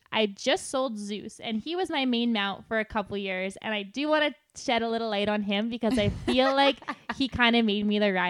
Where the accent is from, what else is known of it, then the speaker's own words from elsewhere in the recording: Lac La Biche, Alberta, Canada; I grew up in Lac La Biche, and there was only, I think, one or two other girls that actually barrel raced in my whole school.